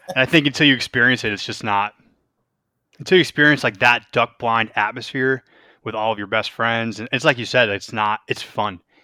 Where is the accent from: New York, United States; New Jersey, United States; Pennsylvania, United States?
New York, United States; Western; moved away; growing up in Western New York